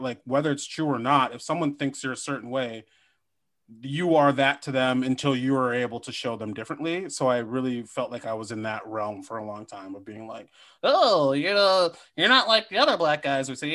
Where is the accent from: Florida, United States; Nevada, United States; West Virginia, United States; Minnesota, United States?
Minnesota, United States; I am from Minnesota